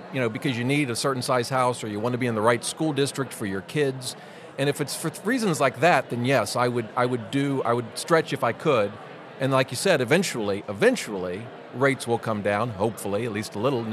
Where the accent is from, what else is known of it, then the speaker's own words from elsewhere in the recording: Columbus, Ohio, United States; I'm from Columbus